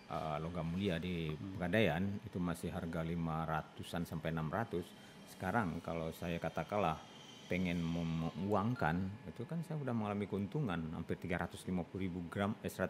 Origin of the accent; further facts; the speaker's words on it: Bukittinggi, West Sumatra, Indonesia; pernah di Lampung, pernah di Pulau Bangka, pernah di Jambi, pernah di kampung halaman saya sendiri Bukit Tinggi, pernah ke Bungkulu, ke Lubuk Linggau, ke Curug.